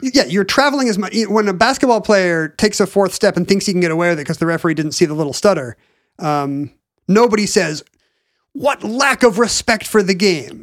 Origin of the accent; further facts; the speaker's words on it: United States; as an American